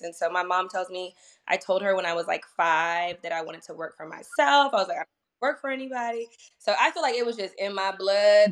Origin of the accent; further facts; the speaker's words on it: Northern Virginia, United States; moved away as an adult; also born or lived in Washington D.C. area / Sterling, Virginia / Ashburn, Virginia / Leesburg, Virginia; I originally grew up in Northern Virginia